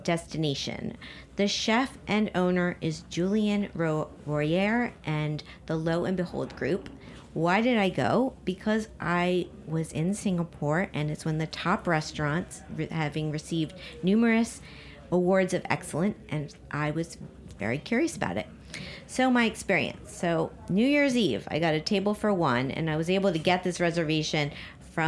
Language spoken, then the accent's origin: English; Miami, Florida, United States; moved away; I'm from Miami